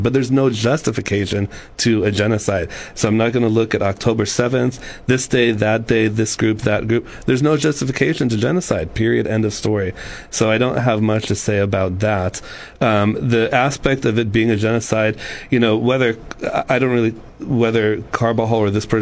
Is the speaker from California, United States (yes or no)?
yes; Sacramento, California, United States; moved away as an adult; now in San Luis Obispo, United States; I was born and raised in Sacramento, California, until I came here to San Luis Obispo to go to Cal Poly, and have been here since then